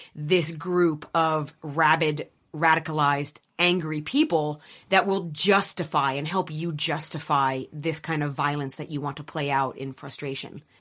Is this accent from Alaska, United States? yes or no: no; Erie, Pennsylvania, United States; moved away; I grew up in Erie, Pennsylvania